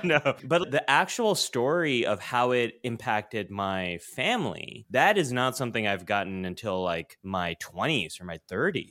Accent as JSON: {"language": "English", "town": "San Jose", "region": "California", "country": "United States", "tie": "born or raised there", "said": "I am born and raised in California, Northern California, to be specific."}